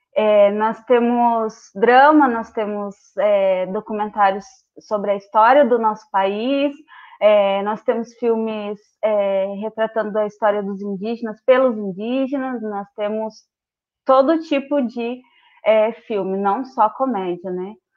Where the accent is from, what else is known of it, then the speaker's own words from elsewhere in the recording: Rio Grande do Sul, Brazil; moved away as an adult; also born or lived in Pelotas; now in Londrina, Brazil; sou gaúcha, né? Moro em Londrina há cinco anos.